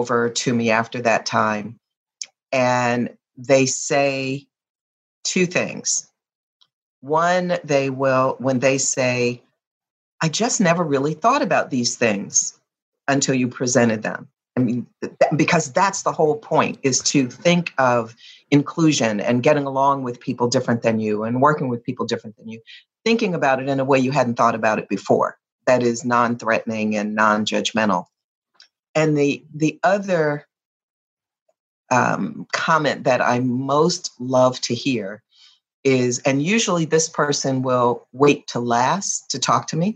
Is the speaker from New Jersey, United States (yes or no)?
yes; New Jersey, United States; moved away as an adult; also born or lived in Virginia / Ann Arbor, Michigan; I was a little girl growing up in New Jersey